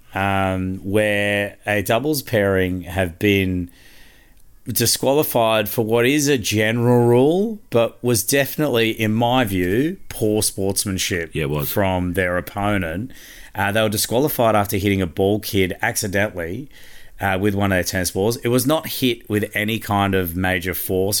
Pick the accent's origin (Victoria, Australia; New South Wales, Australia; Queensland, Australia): Queensland, Australia; I'm a Queenslander